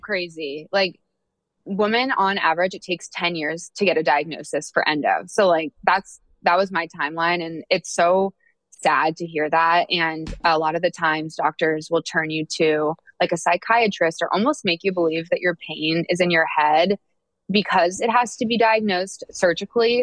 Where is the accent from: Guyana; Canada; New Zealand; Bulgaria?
Canada; Oakville, Ontario; also born or lived in Ohio / San Francisco / New York; now in Atlanta, United States